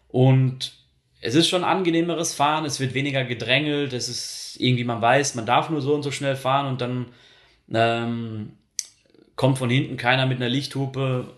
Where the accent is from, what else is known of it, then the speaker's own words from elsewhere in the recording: Ruhr area, North Rhine-Westphalia, Germany; moved away as an adult; now in Switzerland; für mich als Ruhrpottler